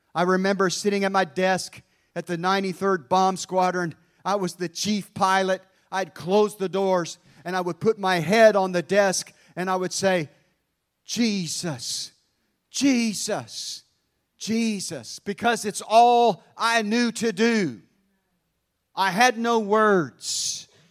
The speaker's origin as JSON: {"language": "English", "town": "Hampton", "region": "Virginia", "country": "United States", "tie": "born or raised there", "said": "I was born in Langley Field, Virginia."}